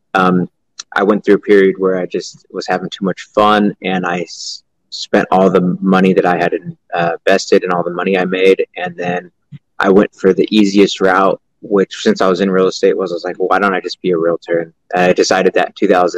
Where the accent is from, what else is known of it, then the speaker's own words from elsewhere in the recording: Stockton, California, United States; I'm from Stockton, California